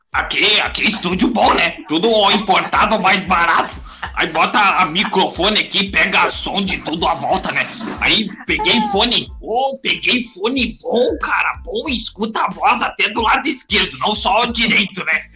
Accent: Pelotas, Rio Grande do Sul, Brazil; now in Novo Hamburgo, Brazil; eu sou de Pelotas

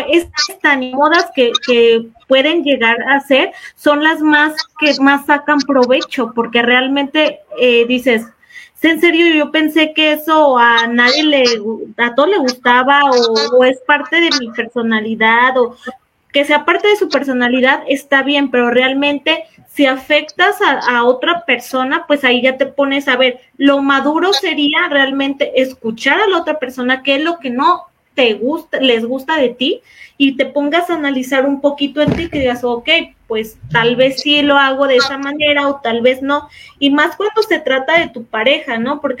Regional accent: Mexico; como los mexicanos decimos

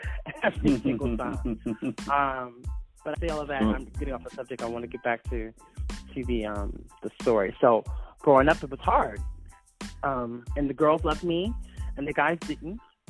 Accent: Philadelphia, Pennsylvania, United States; although I'm from Philadelphia, a lot of times I didn't grow up within the inner city.

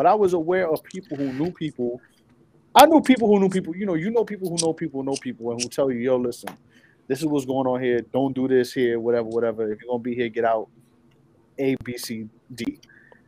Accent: New York, United States; I'm from New York

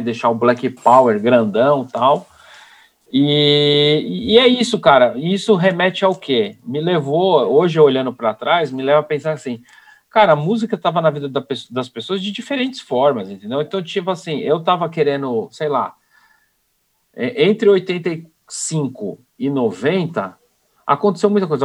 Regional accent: São Paulo, Brazil; eu sou de São Paulo

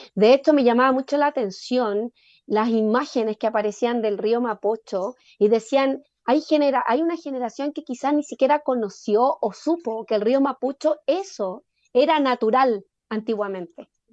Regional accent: Chile; como chilenos

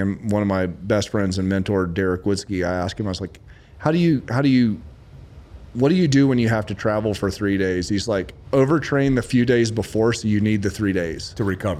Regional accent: Lexington, South Carolina, United States; born or raised there

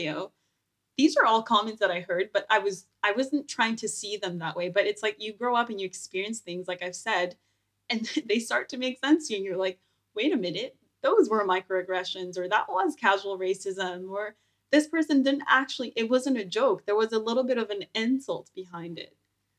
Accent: Moncton, New Brunswick, Canada; Yeah, so growing up in New Brunswick, actually Moncton to be specific, a small town, I would say relatively.

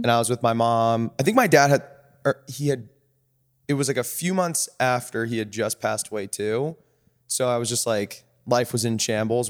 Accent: Orange County, California, United States; moved away as an adult; also born or lived in Williams College, Massachusetts / San Francisco; I grew up in Orange County

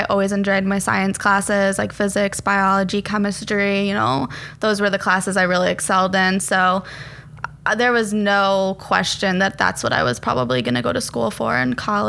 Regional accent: Frankfort, Illinois, United States; So I grew up in Frankfort, Illinois.

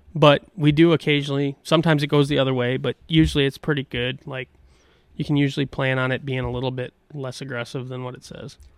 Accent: La Crosse, Wisconsin, United States; some of those sloughs where I grew up in Goose Island

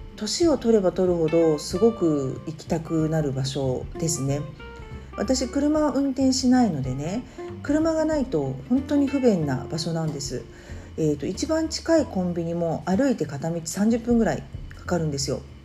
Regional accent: Tokyo, Japan; 東京にはあの私の実家があります

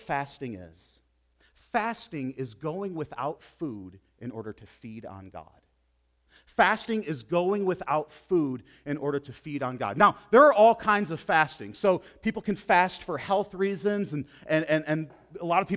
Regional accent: United States; As American Christians

